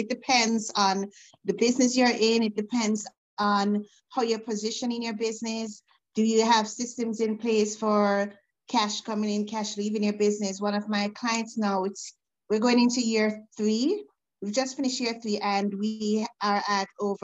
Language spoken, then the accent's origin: English; Jamaica; now in Canada; Originally, I'm from Jamaica. I'm currently in Canada, so I wear the hat of an immigrant as well.